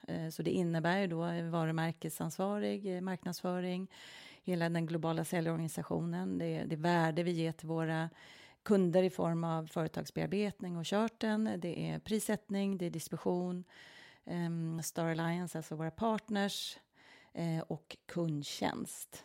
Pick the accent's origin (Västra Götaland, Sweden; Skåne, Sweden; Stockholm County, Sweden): Stockholm County, Sweden; Norrtälje; also born or lived in Milan, Italy; jag är ju född och uppvuxen utanför Norrtälje, så det är en liten stad utanför Stockholm